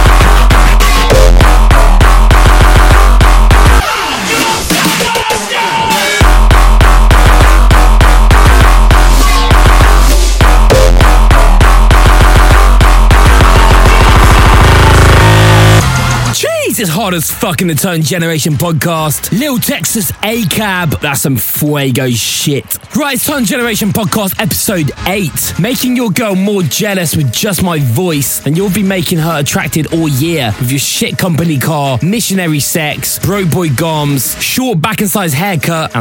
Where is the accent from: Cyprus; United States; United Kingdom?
United Kingdom; England; I'm so English